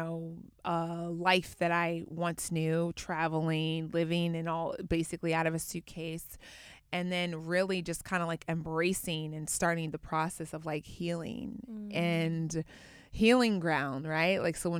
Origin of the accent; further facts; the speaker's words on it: Atlanta, Georgia, United States; Well, so where I grew up in Atlanta, after I was done with high school, went to college and at Auburn University in Alabama